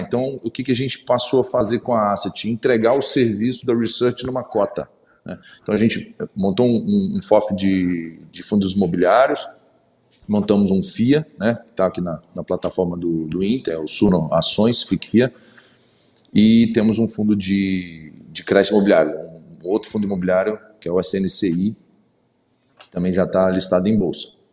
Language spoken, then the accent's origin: Portuguese; interior of Espírito Santo, Brazil; also born or lived in Vitória; Sou de Vitória, eu sou do interior do Espírito Santo, na verdade, mas enfim, há 20 anos na capital do Espírito Santo